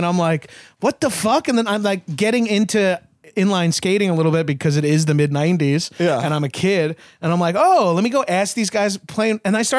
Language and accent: English; Bellmore, New York, United States; also born or lived in Freeport, New York; now in Los Angeles, United States; I'm from Belmore, man, which is like practically the same thing.